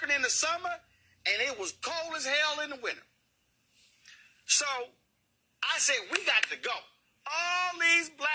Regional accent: Houston, Texas, United States; moved away; also born or lived in Chicago; I grew up in Clinton Park in Houston.

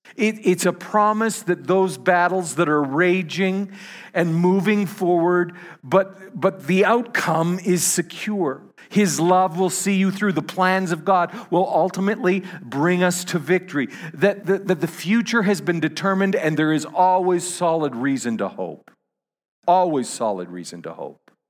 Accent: Canada; I'm a Canadian

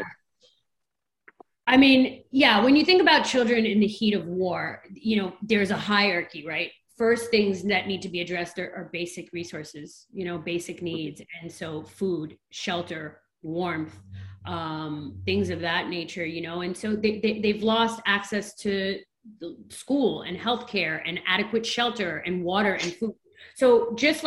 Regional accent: New York City, New York, United States; I'm a New Yorker

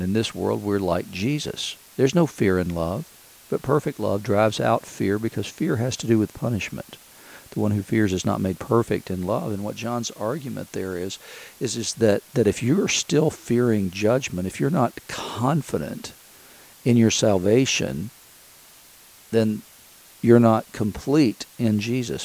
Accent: Chattanooga, Tennessee, United States; now in Asheville, United States; Chattanooga, Tennessee, where I grew up

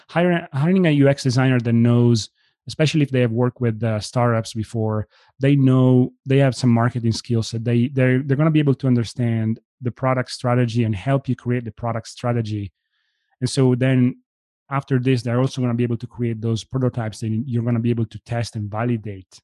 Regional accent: Italy; moved away as an adult; now in United States; I was born and raised in Italy.

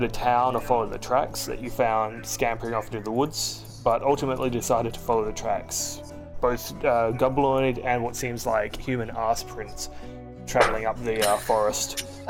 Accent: Australia; Now you can all say cunt. Because we are Australian and we are playing Dungeons and Dragons.

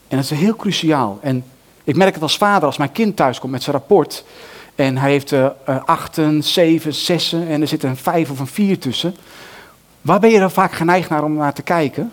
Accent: Netherlands; wij als Nederlanders

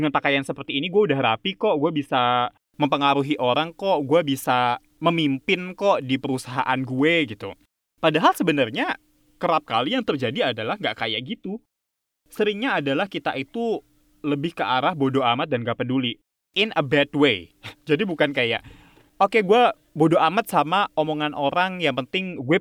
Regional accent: Java, Indonesia; Jadi kalau misalnya kayak ya gue orang Jawa gitu, misalnya masak apa uh, gudeg gitu

